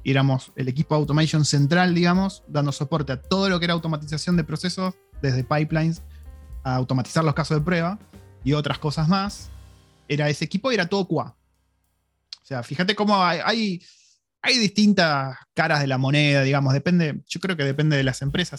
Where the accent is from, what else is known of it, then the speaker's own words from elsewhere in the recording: Argentina; moved away as an adult; cuando me fui de Argentina